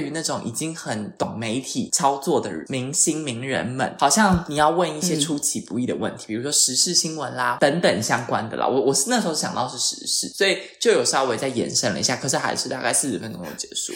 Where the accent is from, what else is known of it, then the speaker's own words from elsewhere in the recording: Taiwan; moved away as an adult; now in Milan, Italy; 我一个台湾人